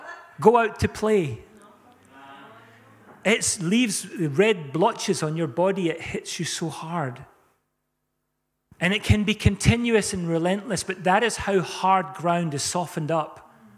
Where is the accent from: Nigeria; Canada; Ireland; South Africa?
South Africa; I was brought up in South Africa. We had violent hailstorms and rainstorms.